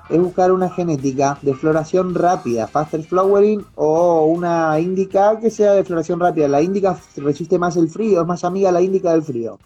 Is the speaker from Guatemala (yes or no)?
no; Argentina; siendo argentino, acá en, Argentina